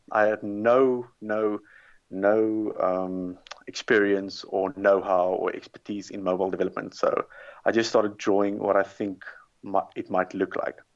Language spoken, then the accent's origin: English; South Africa; moved away; originally I'm from South Africa